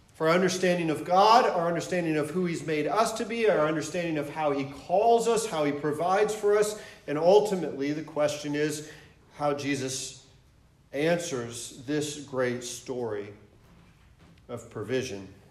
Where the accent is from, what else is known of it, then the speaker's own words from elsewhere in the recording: Michigan, United States; moved away as an adult; also born or lived in Atlanta, Georgia / St. Louis, Missouri / San Diego, California; I, I'm originally from Michigan. Um, grew up there